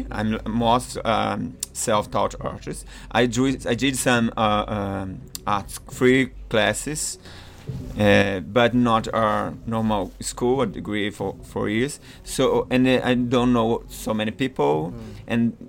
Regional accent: Maranhão, Brazil; English is a second language; also born or lived in São Paulo; now in New York, United States; I'm from Maranhão, but I came from São Paulo. I used to live in São Paulo.

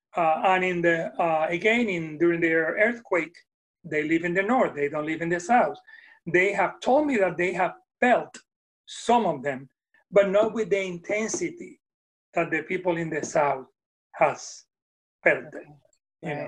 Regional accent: Puerto Rico; first language Spanish; English is a second language; moved away as an adult; now in Nashville, United States; i was born in puerto rico and born and raised

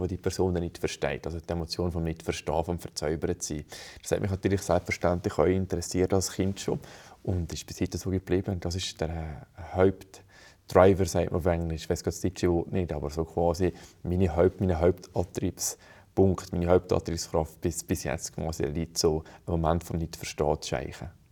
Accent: Brig, Valais, Switzerland; ich bin in Brig aufgewachsen

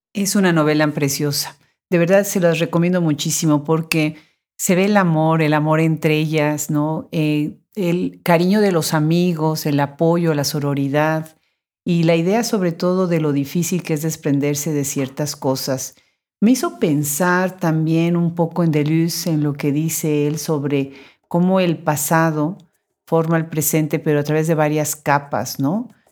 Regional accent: United States; yo soy mexicano-americana

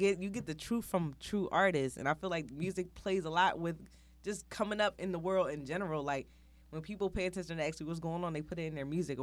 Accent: Northeast, United States; I'm from the Northeast

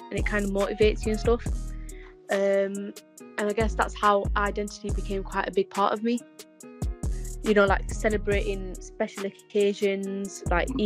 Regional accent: Pakistan; because I'm an albino Pakistani, so it's quite different. So, um, obviously, I'm Pakistani

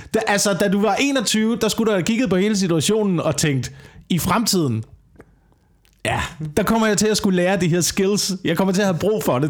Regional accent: Korsør, Zealand, Denmark; jeg voksede op i Korsør

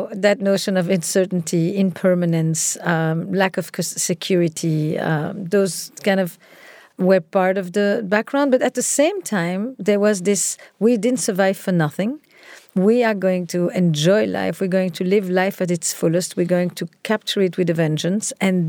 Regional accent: Antwerp, Flanders, Belgium; So I grew up in Antwerp, in Belgium

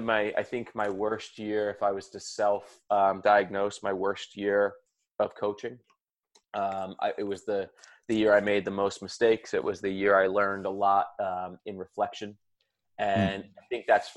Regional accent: Philadelphia, Pennsylvania, United States; I love my hometown

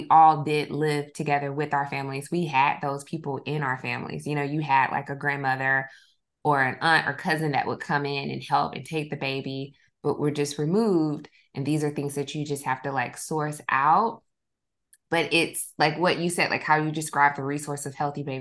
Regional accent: the South, United States; maybe it's because like I grew up in the South, but growing up, I would often hear specifically like Black families think of a doula

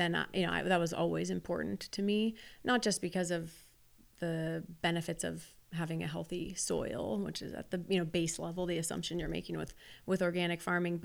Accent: Wichita, Kansas, United States; I'm from Wichita, Kansas

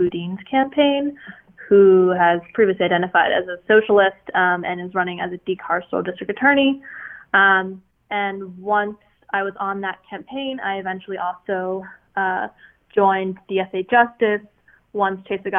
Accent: Russia; I'm originally from Russia, so my parents moved here and are obviously kind of very, very against any sort of leftist notions.

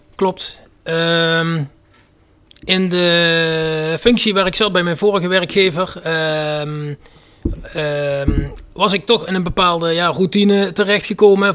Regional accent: North Limburg, Netherlands; Noord-Limburg, waar ik vandaan kom

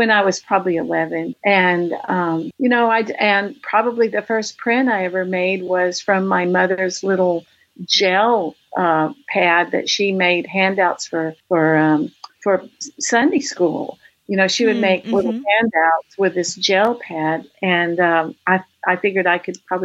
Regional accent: around Lubbock, High Plains of Texas, United States; now in Austin, United States; I grew up on the High Plains of Texas, which is the panhandle around Lubbock. My father was a farmer in a small town south of Lubbock.

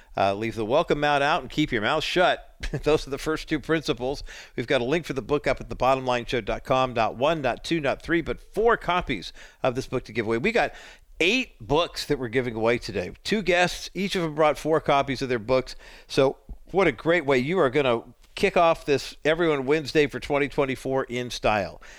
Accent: Whittier, California, United States; Whittier, my hometown

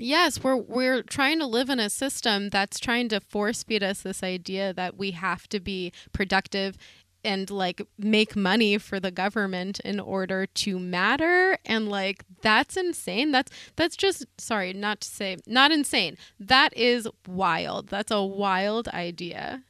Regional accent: the Berkshires, Massachusetts, United States; I'm from the Berkshires

